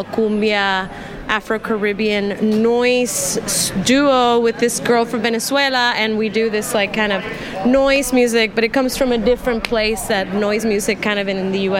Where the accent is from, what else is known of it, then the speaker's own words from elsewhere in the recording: Oakland, California, United States; also born or lived in Puerto Rico; I'm from Oakland and Puerto Rico. I kind of, switch times from there